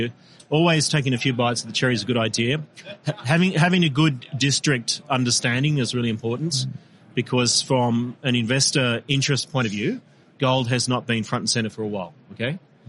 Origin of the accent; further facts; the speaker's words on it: Victoria, Australia; born there; I was born in Victoria, but I accept no responsibility for what's happening.